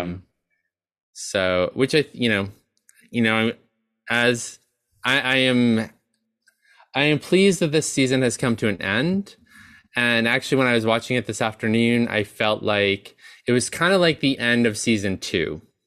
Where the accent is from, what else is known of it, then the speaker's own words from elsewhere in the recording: New York, United States; as a New Yorker